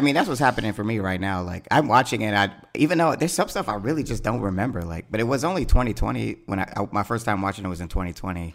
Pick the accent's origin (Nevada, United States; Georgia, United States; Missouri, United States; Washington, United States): Georgia, United States; Atlanta; now in Los Angeles, United States; I'm from Atlanta.